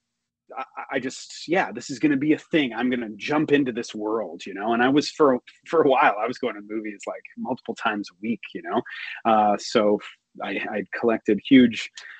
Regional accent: Montreal, Quebec, Canada; also born or lived in Toronto; I was born and raised in Montreal

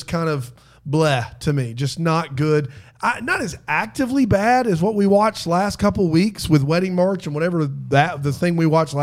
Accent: Hopkins, South Carolina, United States; moved away; I grew up in Hopkins, South Carolina

